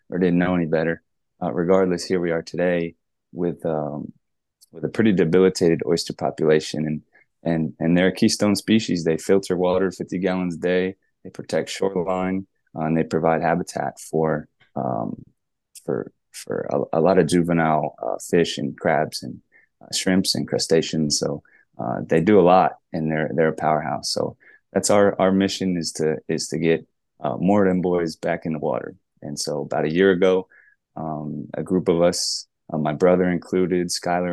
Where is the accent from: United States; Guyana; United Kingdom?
United States; Sarasota, Florida; I'm from Sarasota, Florida